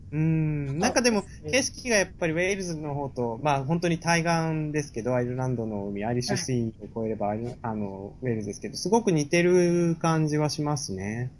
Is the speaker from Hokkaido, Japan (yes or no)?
no; Musashino, Tokyo, Japan; also born or lived in Nishitokyo, Tokyo; 小学校とか生まれた病院とかはみんな武蔵野市なんですけど